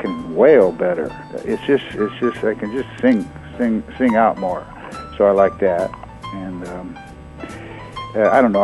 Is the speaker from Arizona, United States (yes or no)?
no; Santa Rosa, California, United States; I'm actually from Santa Rosa, California, about an hour north of here